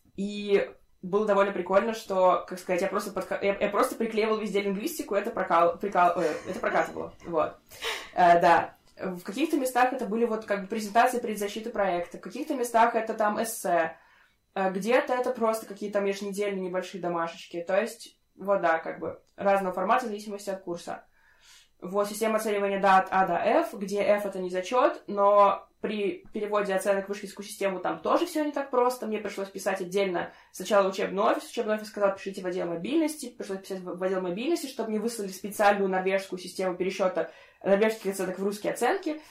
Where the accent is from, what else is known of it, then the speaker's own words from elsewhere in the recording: Russia; moved away as an adult; now in Norway; я из России